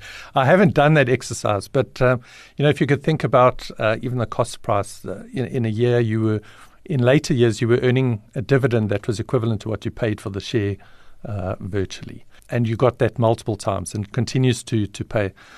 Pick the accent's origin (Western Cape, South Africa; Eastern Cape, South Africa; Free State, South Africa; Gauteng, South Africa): Gauteng, South Africa; Alberton; also born or lived in Johannesburg, South Africa; I ended up, um, in Alberton just before my ninth birthday, and I've been in Alberton ever since.